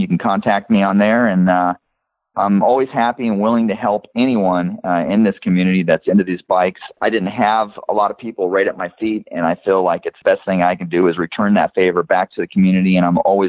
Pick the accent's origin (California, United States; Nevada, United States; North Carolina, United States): California, United States; Los Angeles; I was born and raised in Los Angeles.